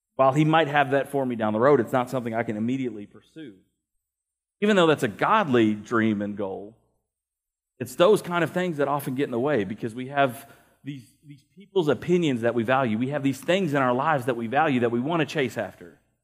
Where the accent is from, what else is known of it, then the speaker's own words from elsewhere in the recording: United States; as American Christians